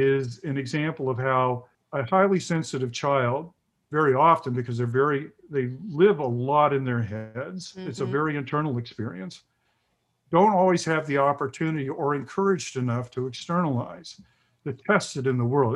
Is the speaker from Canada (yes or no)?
no; the South, United States; I grew up in the South in the 50s, late 50s, early, and 60s, and then early 70s